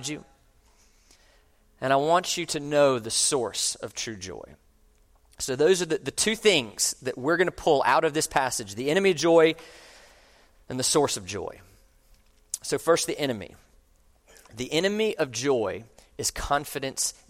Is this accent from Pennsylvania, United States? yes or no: no; Orlando, Florida, United States; moved away as an adult; I grew up in Orlando, and I moved away for about 20 years, and I have recently come back